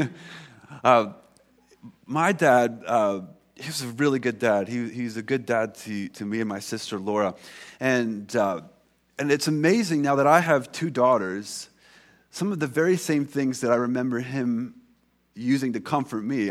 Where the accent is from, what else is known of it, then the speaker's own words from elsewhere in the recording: United States; now in Canada; I'm American